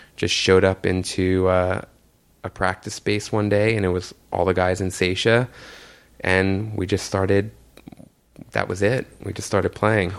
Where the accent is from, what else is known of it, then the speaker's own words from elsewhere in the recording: New York City, New York, United States; I grew up in Jamaica, Queens, right near like St. John's University, with my mom and my aunt